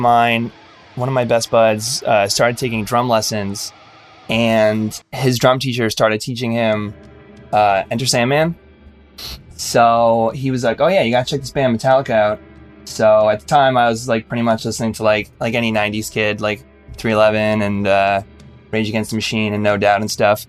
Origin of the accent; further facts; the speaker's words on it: Jersey Shore, Central New Jersey, United States; I grew up the Jersey Shore.